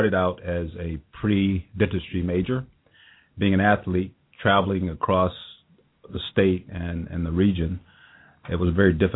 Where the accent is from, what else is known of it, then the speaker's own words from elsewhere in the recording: South Carolina, United States; moved away as an adult; now in Cincinnati, United States; I grew up in South Carolina many years ago